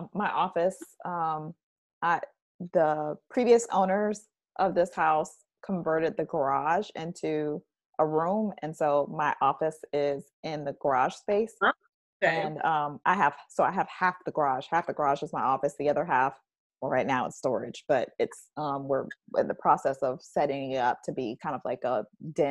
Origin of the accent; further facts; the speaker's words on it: Orlando, Florida, United States; now in Tallahassee, United States; I grew up in Orlando